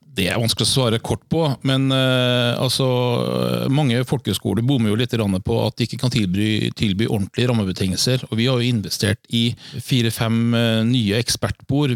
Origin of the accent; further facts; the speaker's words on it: Trøndelag, Norway; now in Fredrikstad, Norway; jeg er jo fra Trøndelag